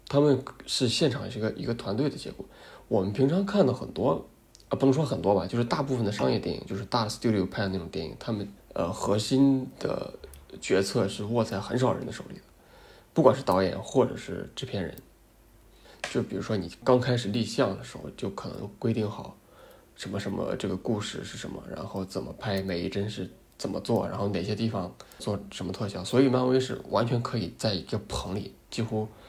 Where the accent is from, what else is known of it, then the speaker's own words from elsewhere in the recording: China; 土生土长中国人